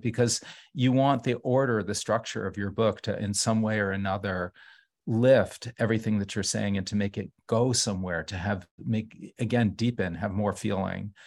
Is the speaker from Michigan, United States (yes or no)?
no; New Haven, Connecticut, United States; moved away as an adult; also born or lived in Brooklyn; now in New Haven, United States; growing up in New Haven